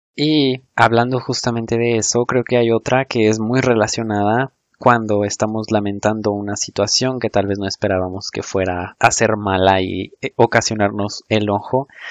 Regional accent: Mexico

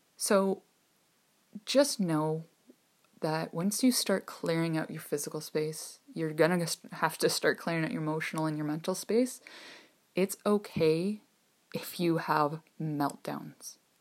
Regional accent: Ontario, Canada; I'm from Ontario, Canada

